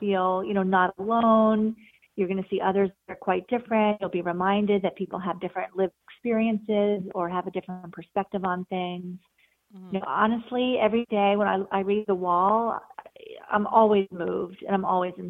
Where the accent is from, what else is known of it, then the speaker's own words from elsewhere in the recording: New York area, United States; I grew up in the New York area and have spent most of my life here